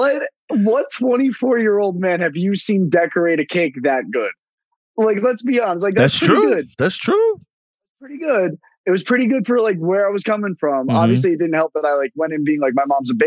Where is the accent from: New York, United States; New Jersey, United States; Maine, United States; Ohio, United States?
New Jersey, United States; Northern; being from Northern New Jersey